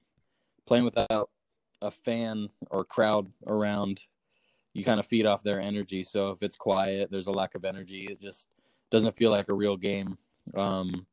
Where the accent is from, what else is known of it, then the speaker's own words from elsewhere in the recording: Vancouver, Washington, United States; I'm from Vancouver, Washington, which is where I'm at currently right now due to the coronavirus. I played basketball at Prairie High School